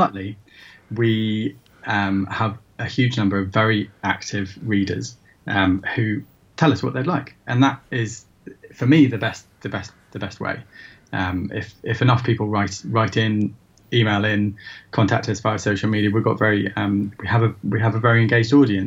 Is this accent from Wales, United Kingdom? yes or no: no; Shrewsbury, West Midlands, United Kingdom; now in London, United Kingdom; I'm brought up in Shrewsbury and, now live in London.